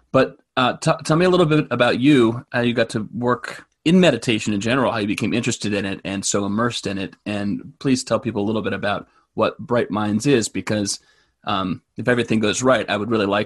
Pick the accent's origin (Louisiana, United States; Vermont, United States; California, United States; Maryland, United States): Vermont, United States; Williston; I grew up in Williston